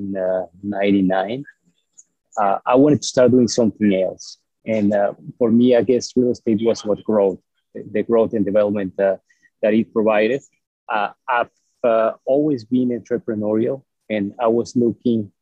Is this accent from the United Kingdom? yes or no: no; Mexico; moved away as an adult; also born or lived in Mexico City, Mexico / Texas, United States; now in United States; I was born in Mexico, and up until, I guess, 80-something, 86, 87, I lived in the same town